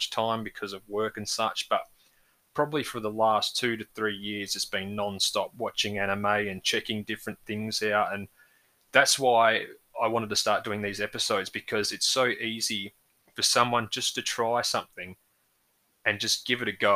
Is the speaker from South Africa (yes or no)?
no; Australia; for us growing up in Australia